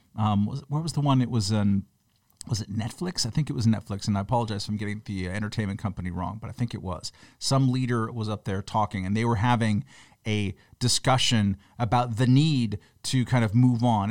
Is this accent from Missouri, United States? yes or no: no; Long Beach, California, United States; When I was growing up in Long Beach, California